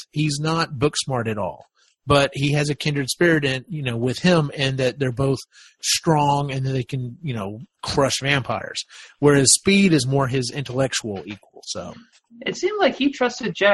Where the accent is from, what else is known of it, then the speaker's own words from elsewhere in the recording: the South, United States; You know, I grew up in the South, and you know that was around.